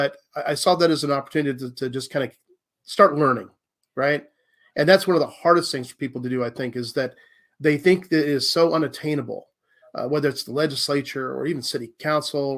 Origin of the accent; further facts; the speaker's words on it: Pendleton and Prineville, Oregon, United States; also born or lived in Louisiana; I'm from Louisiana. I'm 100% Cajun. And my family actually moved to Oregon in the fifth grade. So I grew up in Pendleton and then Prineville, Oregon